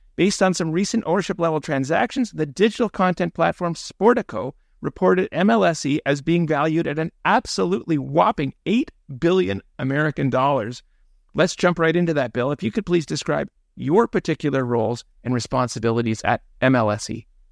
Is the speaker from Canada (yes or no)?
yes; Toronto, Ontario, Canada; I grew up in Toronto